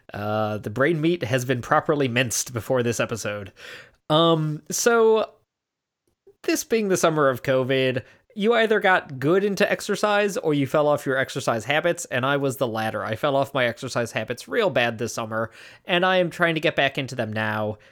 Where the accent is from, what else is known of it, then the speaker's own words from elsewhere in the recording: Chicago, Illinois, United States; born and raised in Chicagoland area